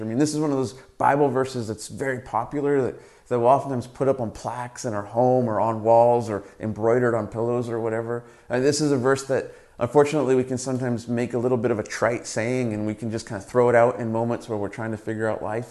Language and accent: English; Southern California, United States; moved away as an adult; now in Canada; Growing up in Southern California